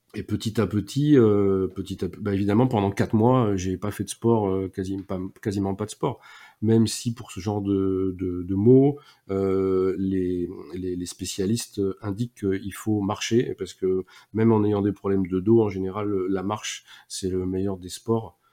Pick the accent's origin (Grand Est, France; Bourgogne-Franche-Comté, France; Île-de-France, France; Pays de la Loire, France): Pays de la Loire, France; Nantes; also born or lived in Toulouse area; now in Toulouse, France; je suis euh, moi aussi breton d'origine. Je sais que ça en fait rire souvent, euh, pas mal, parce que je suis breton de Nantes